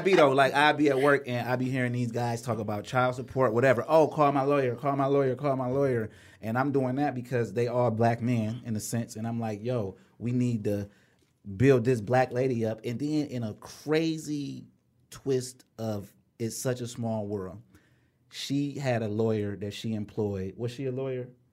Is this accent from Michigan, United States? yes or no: yes; Inkster, Michigan, United States; I'm from Inkster